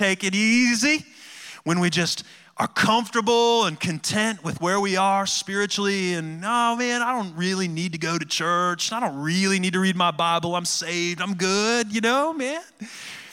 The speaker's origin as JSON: {"language": "English", "town": "Cleveland", "region": "Ohio", "country": "United States", "tie": "born or raised there", "moved": "yes", "said": "I grew up in Cleveland, Ohio."}